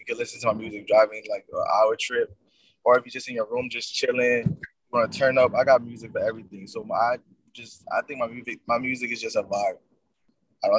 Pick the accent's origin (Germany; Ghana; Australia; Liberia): Liberia; now in Atlanta, United States; I'm originally from Liberia. I was born in Liberia.